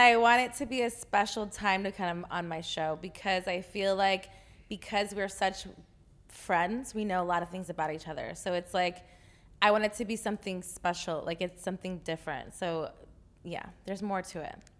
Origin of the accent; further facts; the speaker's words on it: Texas, United States; I'm from Texas